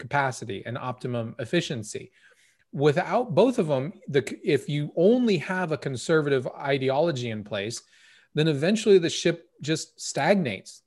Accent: United States

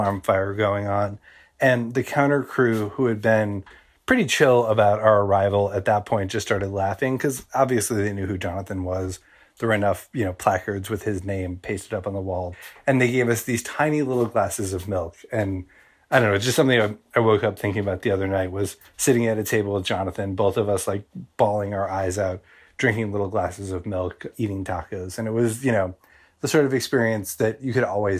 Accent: New York, United States; I'm from New York

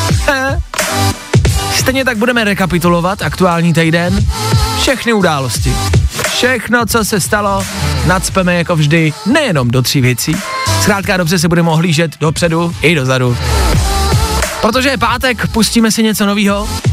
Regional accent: Czechia; My jako Češi

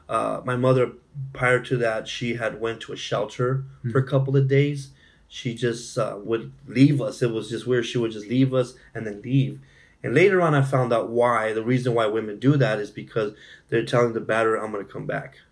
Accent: Imperial County, California, United States; born and raised in California, mm-hmm. uh, in a small town called Imperial County

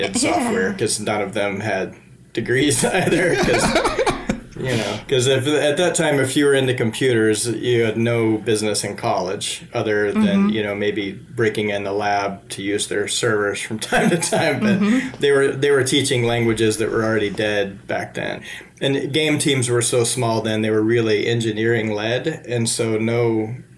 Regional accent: Shreveport, Louisiana, United States; I grew up in the dirty south of the United States in Louisiana in a place called Shreveport

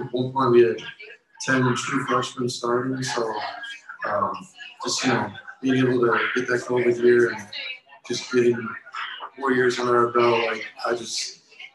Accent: Milwaukee, Wisconsin, United States; From Milwaukee, Wisconsin.

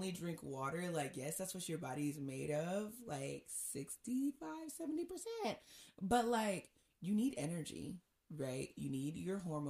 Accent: Nigeria; I'm Nigerian.

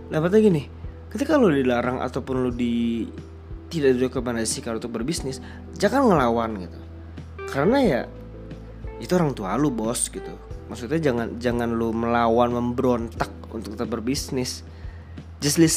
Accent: Padang, West Sumatra, Indonesia; gue orang Padang kakek gue tuh bisnis nyokap gue pun suka dagang

